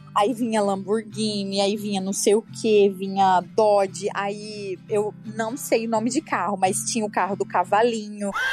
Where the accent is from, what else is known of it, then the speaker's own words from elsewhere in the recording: Brazil; I'm from Brazil. tipo, eu sou do Brasil